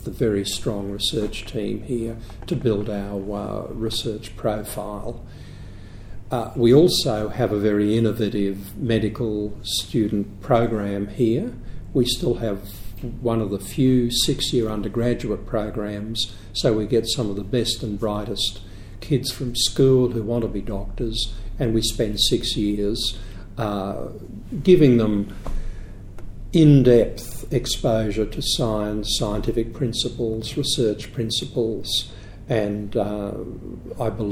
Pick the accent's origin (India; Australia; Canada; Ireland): Australia; Queensland; moved away as an adult; also born or lived in Melbourne / United States; now in Sydney, Australia; I'm a Queenslander